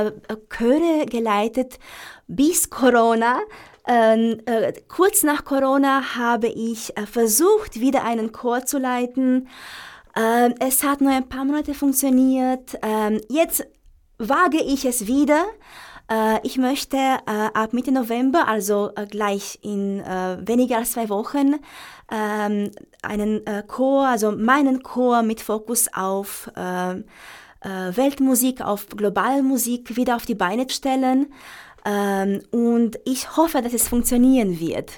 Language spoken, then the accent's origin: German; Romania; now in Vienna, Austria; ich Sehnsucht nach meiner, nach meiner Heimat hatte